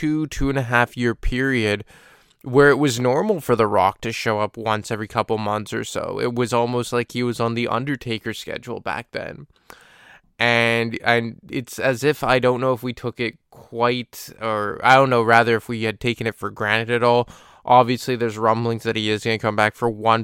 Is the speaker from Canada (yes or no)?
yes; Montreal, Quebec, Canada; my hometown of Montreal